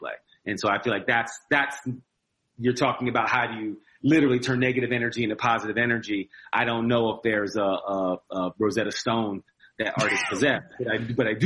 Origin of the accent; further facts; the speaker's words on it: New Jersey, United States; also born or lived in Philadelphia, Pennsylvania; I was born in Philly, but grew up in New Jersey.